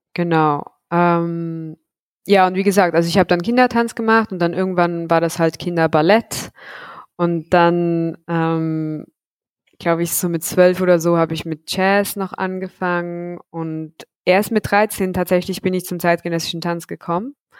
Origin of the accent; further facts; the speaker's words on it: Zug, Switzerland; in meiner Heimatstadt in Zug